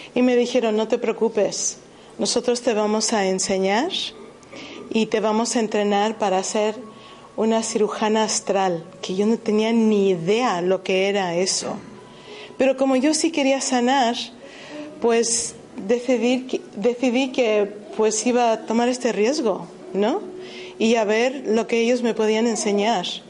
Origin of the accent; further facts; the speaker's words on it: United States; moved away; Yo jamás hubiera pensado que iba a dejar los Estados Unidos, porque yo soy estadounidense